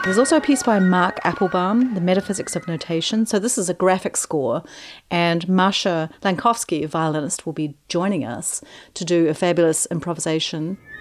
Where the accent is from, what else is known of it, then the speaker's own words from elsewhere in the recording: New Zealand; now in Oregon, United States; I'm originally from New Zealand